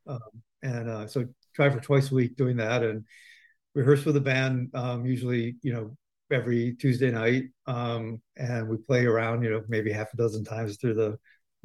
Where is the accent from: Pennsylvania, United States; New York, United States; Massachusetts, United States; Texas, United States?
New York, United States; Binghamton; I grew up in Binghamton, New York